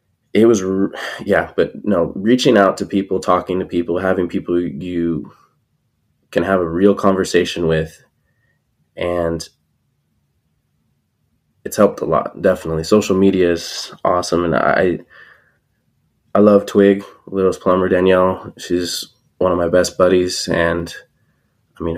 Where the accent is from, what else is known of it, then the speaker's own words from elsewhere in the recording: California, United States; I'm from California